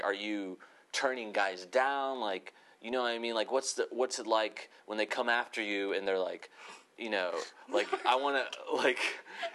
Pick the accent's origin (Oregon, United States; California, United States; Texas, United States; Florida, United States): Florida, United States; now in Los Angeles, United States; I'm from Florida